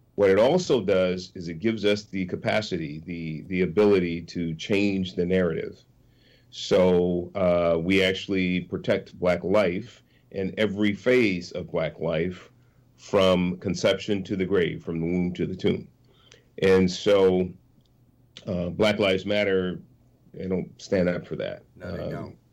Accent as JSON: {"language": "English", "town": "San Francisco", "region": "California", "country": "United States", "tie": "born or raised there", "said": "I was born in San Francisco. I was born in abject poverty, Hunters Point projects first seven years or so of my life, and um, and then moved to uh, lower middle class neighborhood"}